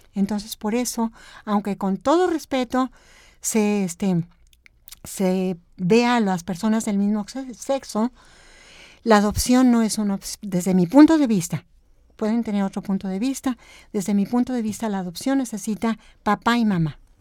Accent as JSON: {"language": "Spanish", "region": "Chihuahua", "country": "Mexico", "moved": "as an adult", "said": "soy de Chihuahua"}